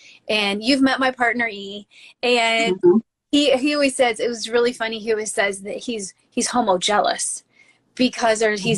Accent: Midwest, United States; growing up in the Midwest

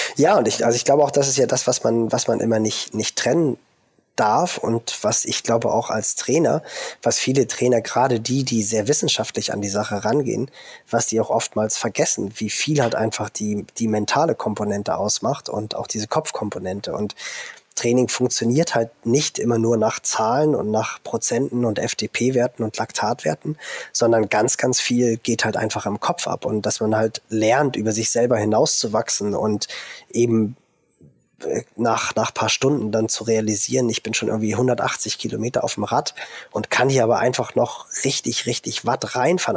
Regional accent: Germany; bei uns in Deutschland

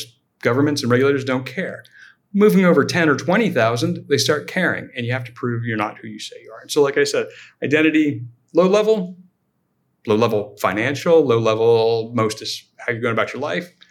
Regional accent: Silicon Valley, California, United States; born and raised in Silicon Valley

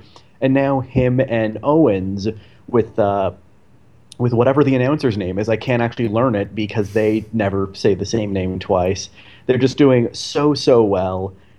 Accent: Toronto, Ontario, Canada; growing up in Toronto

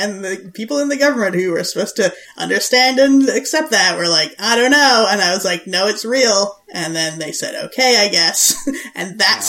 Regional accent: Wales, United Kingdom; born there; my birth certificate is in English and in Welsh, because I was born in Wales, and they did not like that.

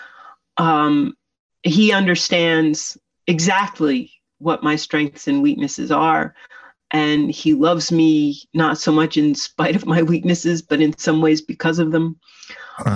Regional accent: Poughkeepsie, New York, United States; moved away as an adult; we grew up in Poughkeepsie, New York, in a ordinary suburban raised ranch on a third of an acre

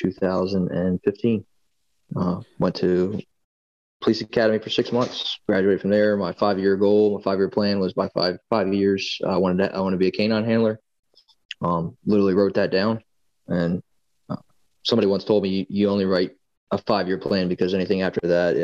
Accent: Middletown, Delaware, United States; moved away as an adult; also born or lived in Eastern Shore, Maryland; now in Maryland, United States; originally I grew up in Middletown, Delaware, which is probably 30 minutes up the road from where I live in Maryland now.

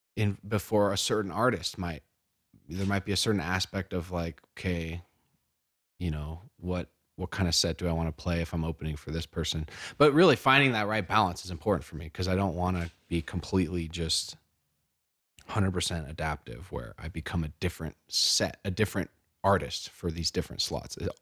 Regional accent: Oregon, United States; moved away as an adult; now in Colorado, United States; I've only been out here for, out here for a few months, but I mean, I grew up in Oregon.

